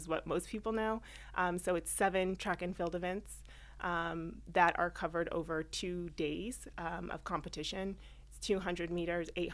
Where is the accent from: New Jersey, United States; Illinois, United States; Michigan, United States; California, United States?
California, United States; moved away as an adult; now in New York, United States; Born and raised in California, came to New York about 15 years ago